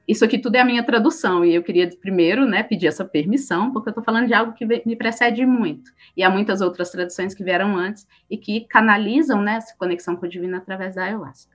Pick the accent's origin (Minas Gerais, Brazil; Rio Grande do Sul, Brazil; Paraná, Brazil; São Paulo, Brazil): Minas Gerais, Brazil; Belo Horizonte; eu sou de Belo Horizonte